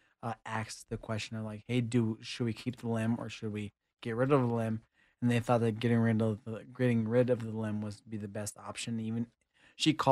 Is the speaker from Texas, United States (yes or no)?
yes; Kingsville, Texas, United States; I'm from Kingsville, Texas